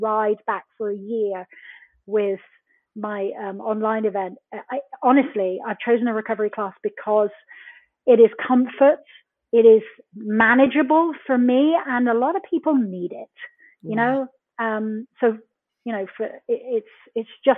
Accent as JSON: {"language": "English", "town": "Plymouth", "region": "South West England", "country": "United Kingdom", "tie": "born or raised there", "also_born_or_lived": "Brixham, Devon", "moved": "as an adult", "said": "I was born in a fishing village in Brixham in Devon in the UK. I was brought up in Plymouth, the original one, where the Mayflower steps were."}